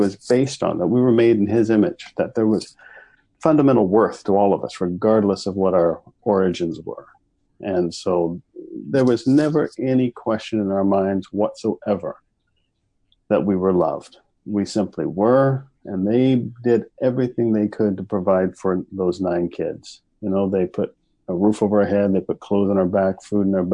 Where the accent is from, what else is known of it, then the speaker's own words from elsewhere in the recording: Kansas, United States; moved away as an adult; also born or lived in Texas; now in Winnipeg, Canada; I was born in Texas, raised in Kansas, but I grew up in Winnipeg.